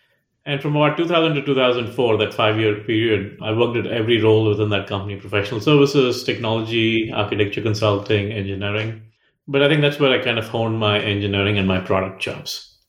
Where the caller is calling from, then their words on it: Austin, Texas, United States; also born or lived in Chennai, India / Pennsylvania, United States; I'm calling in from Austin, Texas.